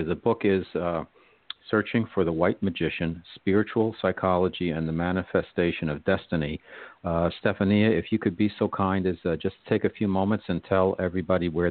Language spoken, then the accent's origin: English; New Jersey, United States; I'm from New Jersey